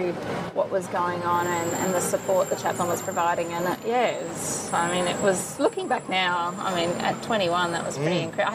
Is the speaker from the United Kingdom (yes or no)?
no; Victoria, Australia; born there; I was born in Victoria.